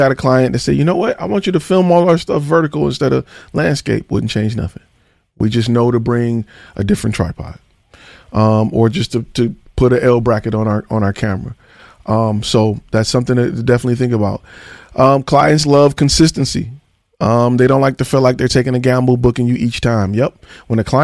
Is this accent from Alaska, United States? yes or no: no; Detroit, Michigan, United States; I'm from Detroit.